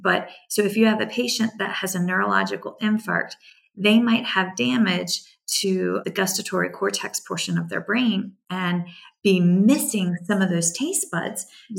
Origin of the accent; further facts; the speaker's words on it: United States; accent: twang; also born or lived in South Carolina / Virginia; I try very hard to hide my twang, but now that I'm back in the mountains, I find it slipping out more